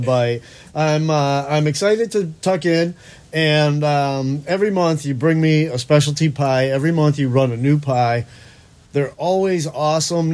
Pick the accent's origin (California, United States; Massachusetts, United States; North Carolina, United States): Massachusetts, United States; Boston; moved away; I'm from Boston